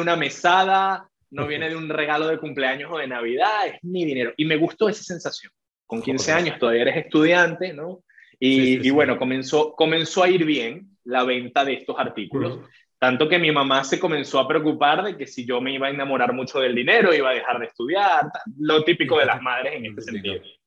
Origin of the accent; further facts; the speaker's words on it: Venezuela; soy venezolano, también con la nacionalidad española. Y bueno, soy psicólogo de profesión, licenciado en psicología, aquí mismo en Caracas